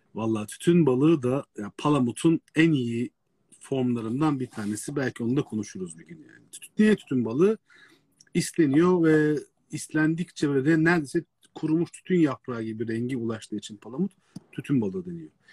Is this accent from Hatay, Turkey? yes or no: no; Istanbul, Turkey; adada doğmuş büyümüş birisi olarak